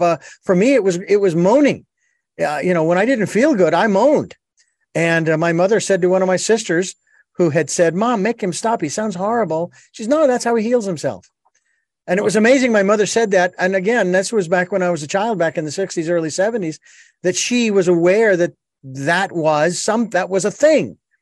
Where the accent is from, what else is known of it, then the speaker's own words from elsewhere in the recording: Arizona, United States; in Arizona, my home state